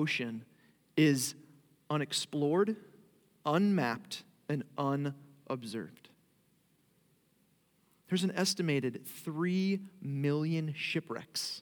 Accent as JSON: {"language": "English", "area": "Long Island", "region": "New York", "country": "United States", "tie": "born or raised there", "moved": "as an adult", "lives_now": "Florida, United States", "said": "I actually grew up in Long Island, New York"}